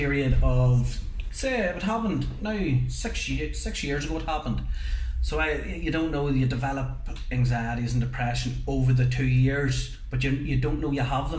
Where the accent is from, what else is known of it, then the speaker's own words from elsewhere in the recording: Newry, Northern Ireland, United Kingdom; I'm from Newry myself.